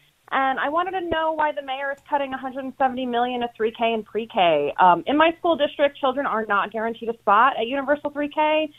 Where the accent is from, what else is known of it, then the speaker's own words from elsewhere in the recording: New York City, New York, United States; I'm a born and raised Brooklynite who wants to raise my children here.